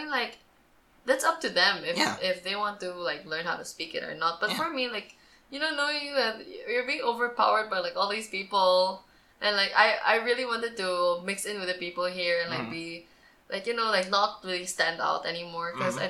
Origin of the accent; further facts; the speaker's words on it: Philippines; And also, it's also a good thing for me because knowing that I'm Filipino, it's just a shame that I am culture shocked here.